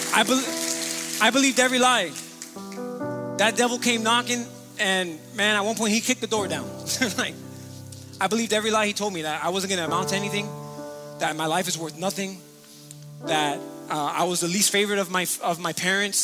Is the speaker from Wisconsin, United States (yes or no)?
no; Miami, Florida, United States; moved away as an adult; also born or lived in Charlotte, North Carolina; I was born and raised here in Miami, Florida, raised in Miami Gardens and lived here my entire life